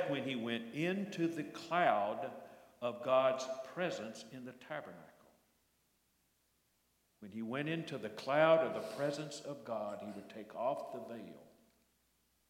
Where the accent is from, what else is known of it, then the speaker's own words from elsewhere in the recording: Batesburg-Leesville, South Carolina, United States; I'm from Batesburg-Leesville originally.